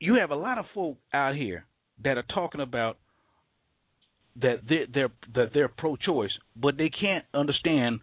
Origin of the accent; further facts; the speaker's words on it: West Coast, United States; I'm from the West Coast.